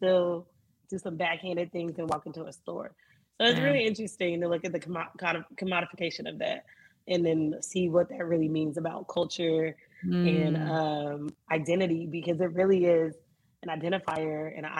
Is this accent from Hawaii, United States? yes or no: no; Miami, Florida, United States; I grew up in Miami